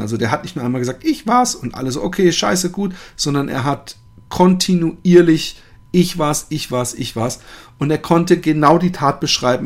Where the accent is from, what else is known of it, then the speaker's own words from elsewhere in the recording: Germany; now in Netherlands; ich als Deutscher